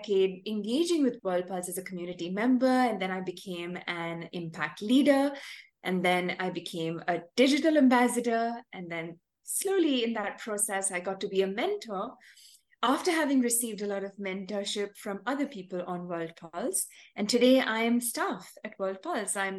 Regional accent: Chennai, Tamil Nadu, India; I'm from Chennai, a city in South India

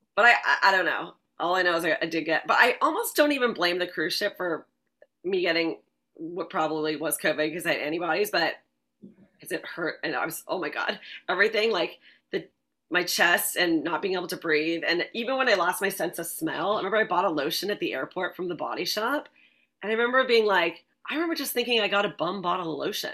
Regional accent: Vancouver, British Columbia, Canada; moved away as an adult; also born or lived in Ottawa, Canada / Los Angeles, United States; now in New York, United States; I'm originally from Vancouver, Canada

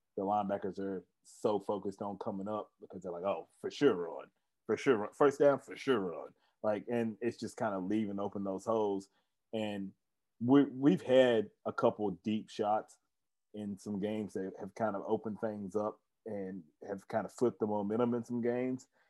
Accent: Tennessee, United States; come out here to Tennessee, come on back to my hometown

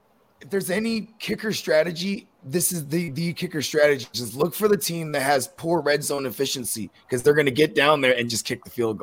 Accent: the Bay Area, California, United States; I'm from the Bay.

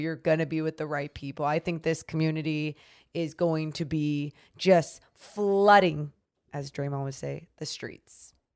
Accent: Sacramento, California, United States; born and raised in Sacramento

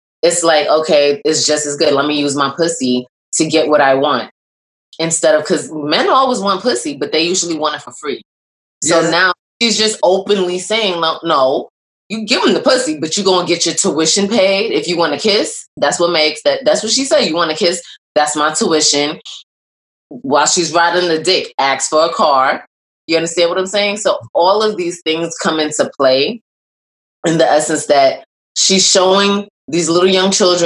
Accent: New York City, New York, United States; also born or lived in Bronx; straight up Brooklyn. I was born in Brooklyn. I'm Brooklyn.

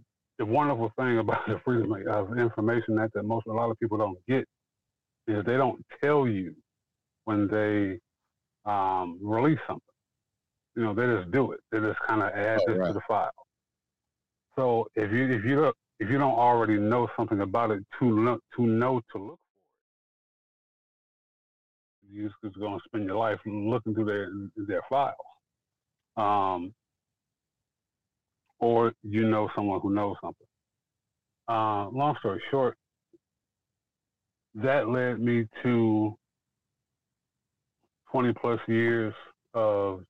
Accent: Detroit, Michigan, United States; I'm from Detroit, Michigan. I was living in Detroit

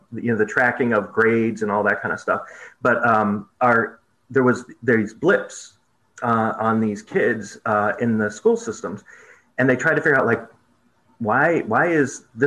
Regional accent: Vermont, United States; moved away as an adult; now in Selma, United States; I grew up in Vermont

